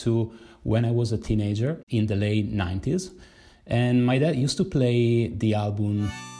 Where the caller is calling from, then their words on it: Milan, Lombardy, Italy; I'm speaking from Milan, Italy.